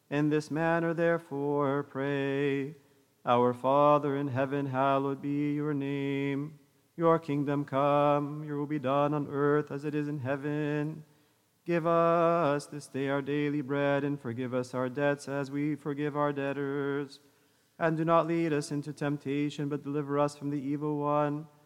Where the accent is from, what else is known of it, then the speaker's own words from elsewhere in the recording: the Bay Area, California, United States; when my wife and I were growing up in the Bay Area.